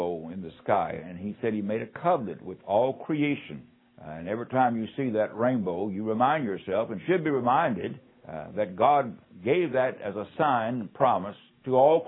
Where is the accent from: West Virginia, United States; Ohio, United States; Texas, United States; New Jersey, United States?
West Virginia, United States; also born or lived in Arkansas; now in Mississippi, United States; West Virginia is my home state